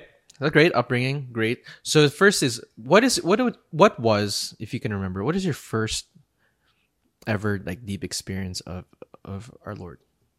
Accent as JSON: {"language": "English", "country": "Philippines", "moved": "yes", "said": "I'm from the Philippines"}